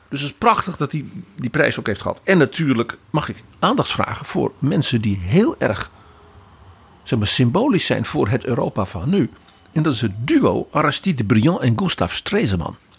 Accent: Netherlands

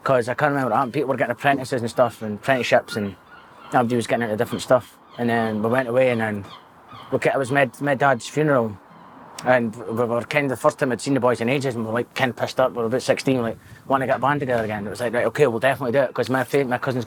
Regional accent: Dundee, Scotland, United Kingdom; I was born in Dundee, 9 miles hospital, 1987

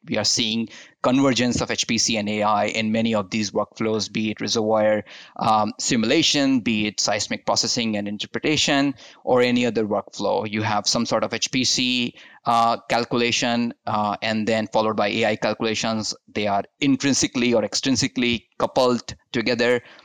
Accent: India; moved away as an adult; also born or lived in Utah, United States; now in United States; I'm born and brought up in India

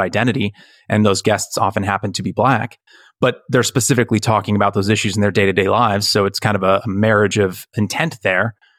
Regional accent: United States; I am American

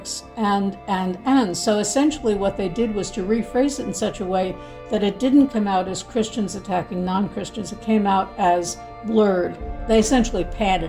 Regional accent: Newark, New Jersey, United States; I grew up in Newark, New Jersey in the 1950s

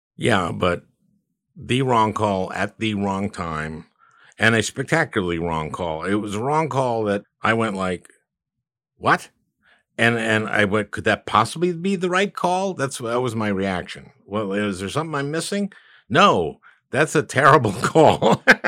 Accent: Minneapolis, Minnesota, United States; Minneapolis Star Tribune, uh, my hometown

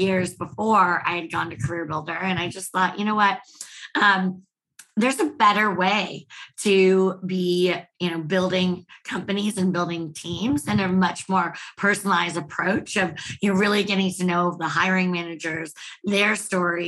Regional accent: Bay Area, California, United States; moved away as an adult; also born or lived in San Francisco; now in Austin, United States; I'm from the Bay Area

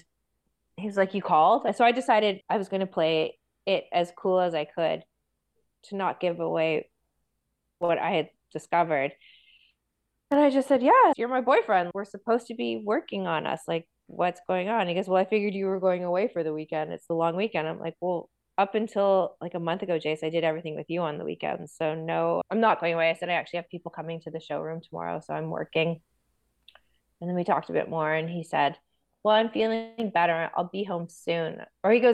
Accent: Toronto, Ontario, Canada; also born or lived in Aurora, Ontario; I grew up in Toronto

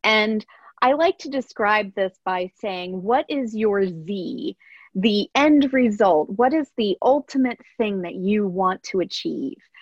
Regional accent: Pennsylvania, United States; I grew up in a very rural part of Pennsylvania and in a small town

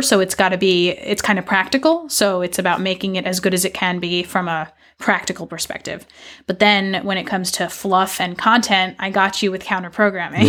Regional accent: New York, United States; moved away as an adult; also born or lived in Mississippi / California; now in Portland, Maine, United States; I grew up in New York

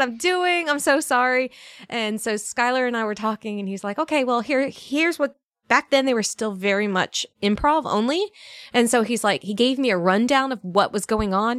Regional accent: Northern Virginia, United States; moved away as an adult; also born or lived in Alabama; I grew up in Northern Virginia, a very bougie, uh, Northern Virginia town.

